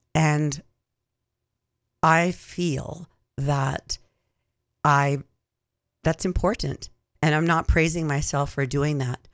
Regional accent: Six Nations of the Grand River, Ontario, Canada; also born or lived in Hamilton, Ontario; I was born in Hamilton, Ontario, and lived on Six Nations of the Grand. Went to school there until I went to high school

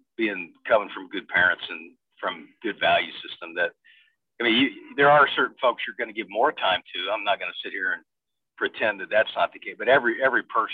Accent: Bloomington, Indiana, United States; moved away; growing up in Bloomington, Indiana

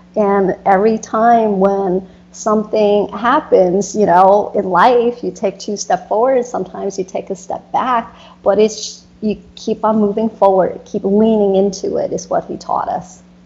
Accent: United States; also born or lived in Florida; growing up in America

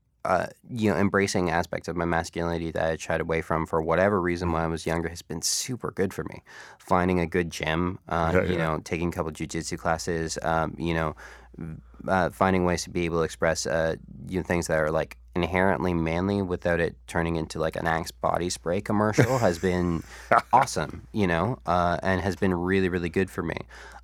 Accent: Niagara Falls, Ontario, Canada; one of the first interviews I ever did was …, because I grew up in Niagara Falls.

